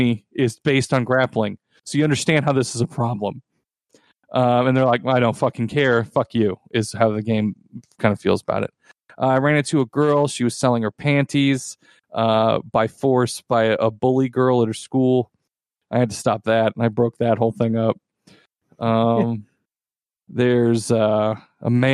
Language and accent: English; United States; I am an American white man